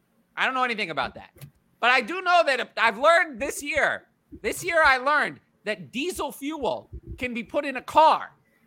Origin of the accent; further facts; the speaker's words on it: New York City, New York, United States; I'm from New York City.